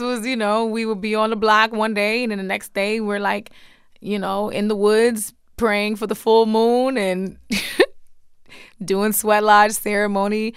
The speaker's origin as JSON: {"language": "English", "town": "Baltimore", "region": "Maryland", "country": "United States", "tie": "born or raised there", "said": "I grew up in Baltimore"}